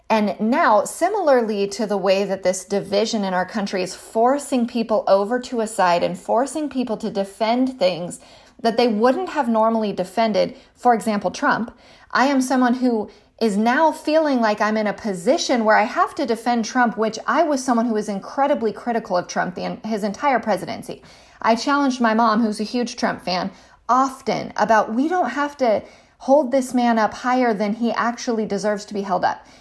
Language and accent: English; California, United States; I'm a Californian, um, by birth